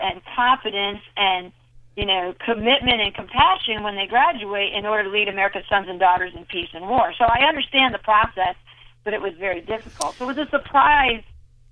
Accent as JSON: {"language": "English", "region": "New York", "country": "United States", "tie": "born or raised there", "said": "I grew up in New York, so our last day of graduation was, you know, like the last Saturday of June"}